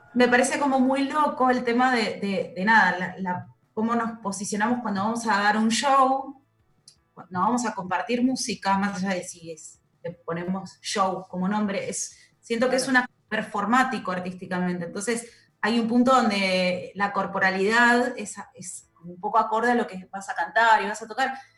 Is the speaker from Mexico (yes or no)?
no; western Greater Buenos Aires, Buenos Aires Province, Argentina; moved away as an adult; now in Buenos Aires, Argentina; son del conurbano oeste, que es de donde soy yo.